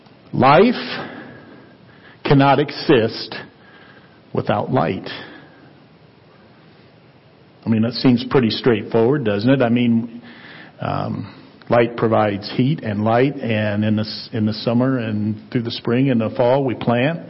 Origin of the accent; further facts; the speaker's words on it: Ohio, United States; now in Colorado, United States; I grew up in Ohio and you couldn't really see past the corn stalks